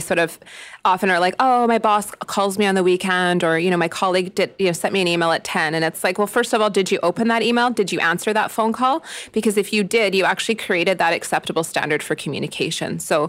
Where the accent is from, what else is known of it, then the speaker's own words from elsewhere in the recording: Jasper, Alberta, Canada; I'm from Jasper and I'm a person with no children